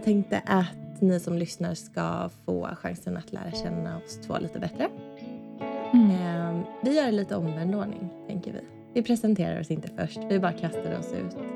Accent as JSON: {"language": "Swedish", "region": "Småland", "country": "Sweden", "tie": "born or raised there", "also_born_or_lived": "Gothenburg, Sweden", "moved": "yes", "lives_now": "Öland, Sweden", "said": "Vi är båda från Småland, jag och min man uppväxte där i olika s-, mindre orter"}